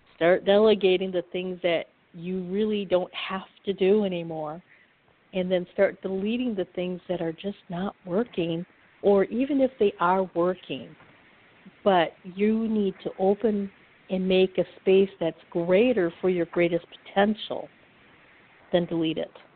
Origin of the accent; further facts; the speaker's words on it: Upper Michigan, United States; I'm from Upper Michigan